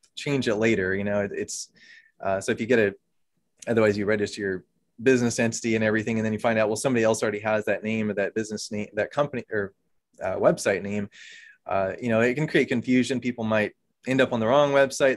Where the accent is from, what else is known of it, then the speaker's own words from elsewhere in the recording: Oklahoma, United States; moved away as an adult; also born or lived in Virginia; now in Pennsylvania, United States; I'm originally from Oklahoma, though. Grew up there